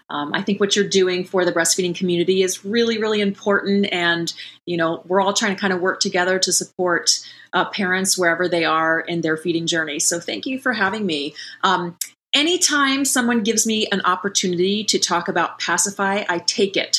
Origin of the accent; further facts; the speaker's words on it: Columbus, Ohio, United States; moved away as an adult; also born or lived in Bexley, Ohio / Bloomington, Indiana / Chicago, Illinois; now in California, United States; I just grew up in Columbus, Ohio, even though I live in California now. So I'm a Midwestern girl